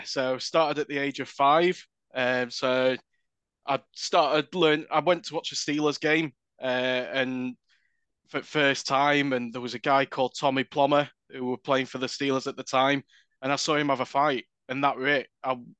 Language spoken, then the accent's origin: English; Doncaster, Yorkshire and the Humber, United Kingdom; I grew up in Doncaster. So it's around about half an hour away from Sheffield.